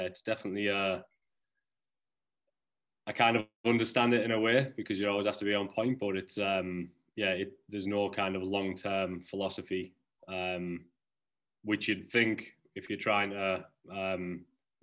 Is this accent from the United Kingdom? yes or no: yes; Middlesbrough, North East England, United Kingdom; moved away as an adult; also born or lived in New Jersey / Cape Cod, Massachusetts; now in Massachusetts, United States; I'm from Middlesbrough in the northeast of England